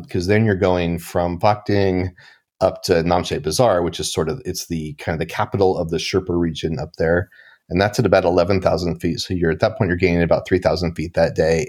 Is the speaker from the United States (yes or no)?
yes; Portland, Oregon, United States; I grew up in Portland, Oregon